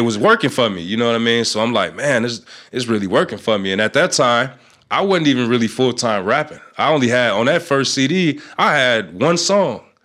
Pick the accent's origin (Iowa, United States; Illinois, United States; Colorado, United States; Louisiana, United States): Illinois, United States; North Chicago; I'm from North Chicago